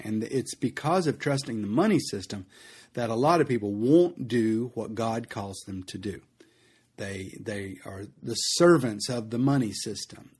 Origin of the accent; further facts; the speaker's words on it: United States; as an American